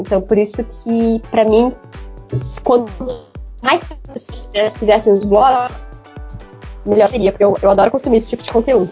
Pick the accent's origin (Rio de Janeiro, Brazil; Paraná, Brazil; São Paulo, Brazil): São Paulo, Brazil; eu sou paulistana